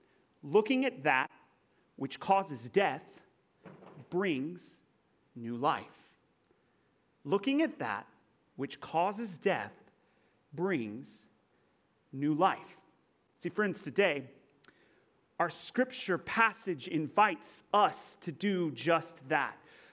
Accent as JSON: {"language": "English", "region": "Texas", "country": "United States", "tie": "born or raised there", "accent": "Texas", "lives_now": "California, United States", "said": "I am not from California, okay? I grew up in Texas, of all places, right?"}